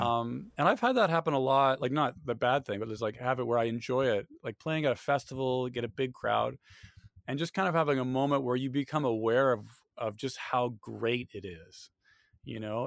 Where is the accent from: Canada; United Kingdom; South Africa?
Canada; moved away as an adult; now in Austin, United States; in my hometown